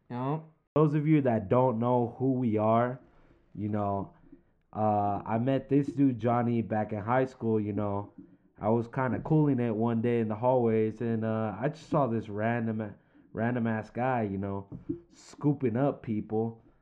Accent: California, United States; I'm 24 years old. I'm from San Fernando Valley, California.

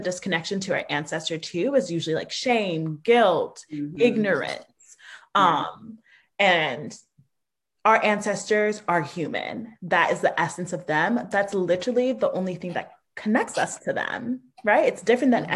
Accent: United States; I'm the first generation born in the States

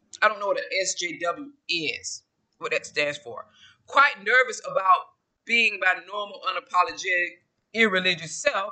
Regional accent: small town Georgia, United States; I'm from the South. I'm from Georgia, small town Georgia

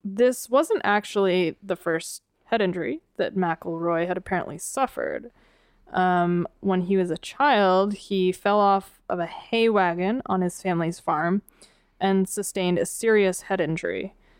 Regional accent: Northeast, United States; I grew up in the Northeast

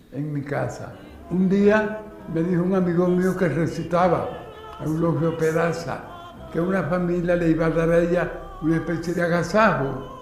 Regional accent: Santiago de Cuba, Cuba; Nací en Santiago de Cuba un 26 de julio de 1923 en la calle Rastro

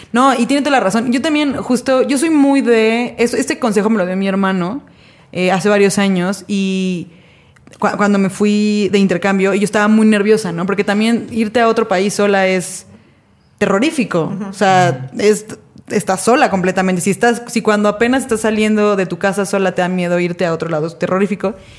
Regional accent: Mexico; yo soy mexicana, yo no conocía la nieve

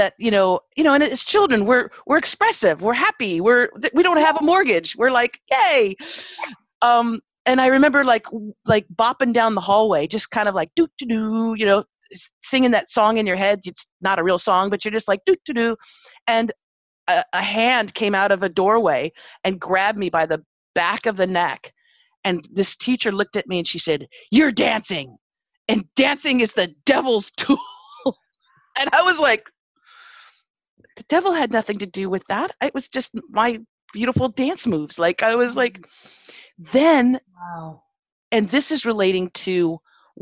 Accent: Los Angeles, California, United States; I grew up in Pacoima, Arleta

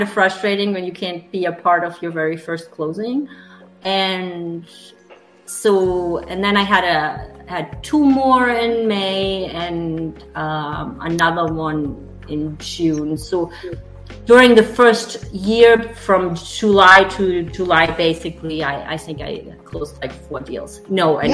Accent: Germany; English is a second language; moved away as an adult; also born or lived in Texas, United States; now in Greenville, United States; I'm sure you hear my accent. So I'm German

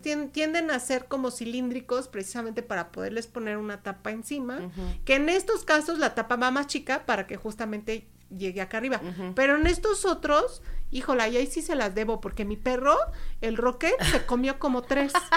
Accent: Mexico; nuestra vida cotidiana como mexicanos

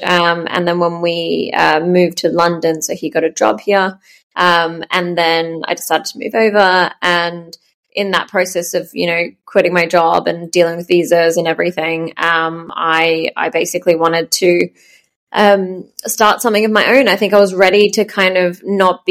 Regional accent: Melbourne, Victoria, Australia; moved away as an adult; also born or lived in Sweden; I'm born and raised in Melbourne. But lived in seven countries now.

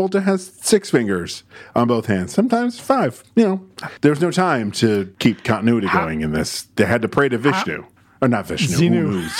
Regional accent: Syracuse, New York, United States; I'm from Syracuse

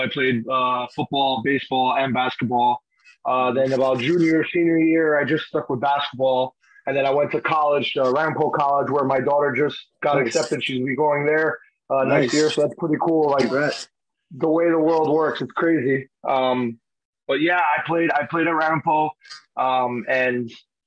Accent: Union City, New Jersey, United States; I'm from the street. I'm from Union City, New Jersey. I learned to play on a freaking milk carton on the post in the corner

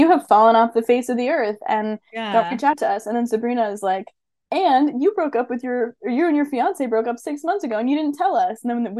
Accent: East Coast, United States; moved away as an adult; I'm from the East Coast, and then I moved to California for graduate school, and that was a bold choice.

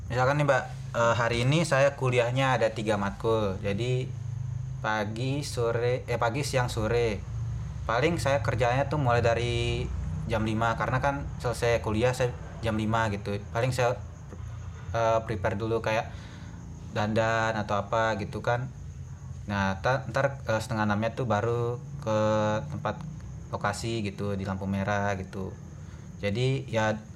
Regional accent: West Nusa Tenggara, Indonesia; now in Yogyakarta, Indonesia; saya berkuliah di Yogyakarta semester 6 dan saya dari NTB, Nusa Tenggara Barat.

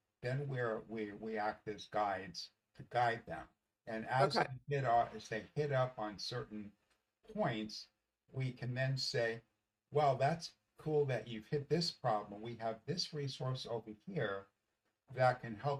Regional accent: New York City, New York, United States; I grew up in the Bronx. I grew up in the Bronx in a Jewish home

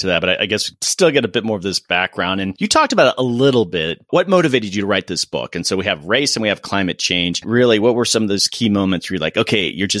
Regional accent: Florida, United States; moved away; also born or lived in Georgia; I'm from Florida, which a lot of people don't even consider the real South, but I lived in Georgia for 5 years

